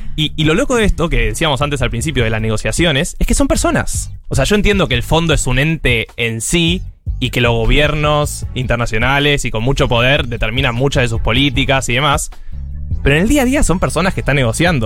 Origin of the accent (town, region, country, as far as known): Argentina